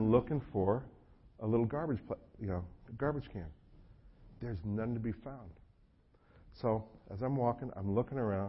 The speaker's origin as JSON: {"language": "English", "region": "North Carolina", "country": "United States", "said": "being an American"}